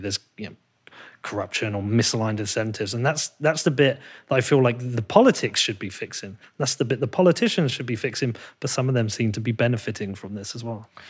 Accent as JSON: {"language": "English", "country": "United Kingdom", "moved": "yes", "said": "I'm actually a British person"}